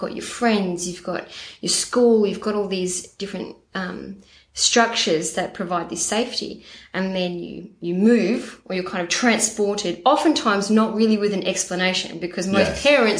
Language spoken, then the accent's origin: English; Pinjarra, Western Australia, Australia; also born or lived in Port Hedland, Western Australia; I grew up in North Pinjarra